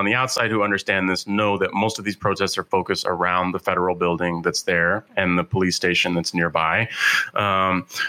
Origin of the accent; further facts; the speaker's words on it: San Francisco, California, United States; I grew up in California in San Francisco